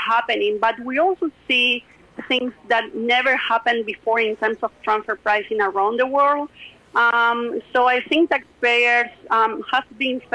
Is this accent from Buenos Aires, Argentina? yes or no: no; Rosario, Santa Fe, Argentina; this transfer pricing analyst position at PwC in Rosario, which is my hometown.